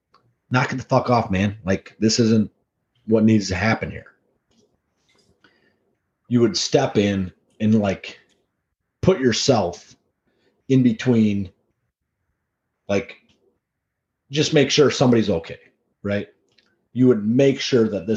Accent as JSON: {"language": "English", "region": "Wisconsin", "country": "United States", "said": "guys from Wisconsin"}